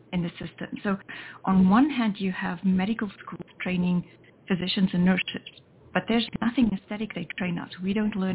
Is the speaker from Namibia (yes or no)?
yes; Namibia; moved away as an adult; also born or lived in South Africa; I was born in Namibia, which is the country just north of the Republic of South Africa.